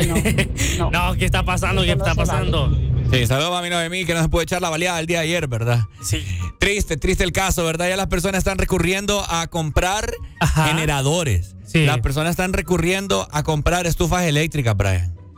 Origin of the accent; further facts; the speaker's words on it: Honduras; nosotros como hondureños